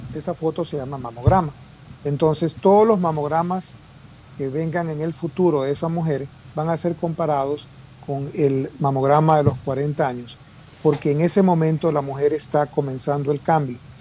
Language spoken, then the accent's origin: Spanish; Guayaquil, Guayas, Ecuador; moved away as an adult; now in Houston, United States; yo soy producto ecuatoriano, soy guayaquileño de tu barrio